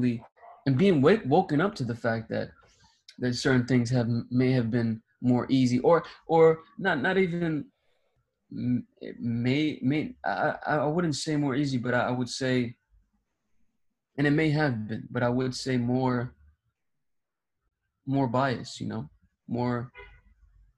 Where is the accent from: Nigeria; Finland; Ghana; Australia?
Ghana; I was born in Ghana